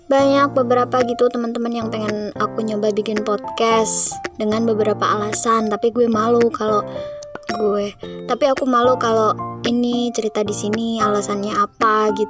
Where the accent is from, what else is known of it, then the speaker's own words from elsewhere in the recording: Yogyakarta, Special Region of Yogyakarta, Indonesia; accent: medok; Aku asli orang Jogja, tinggal di Gunung Kidul